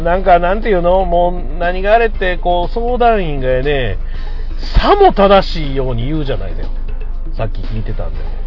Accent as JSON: {"language": "Japanese", "region": "Shiga", "country": "Japan", "tie": "born or raised there", "moved": "yes", "said": "僕の田舎滋賀県でした"}